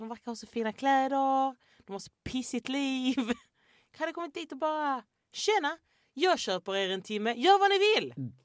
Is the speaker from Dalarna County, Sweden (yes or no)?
no; Landskrona, Skåne, Sweden; jag kommer ju från Landskrona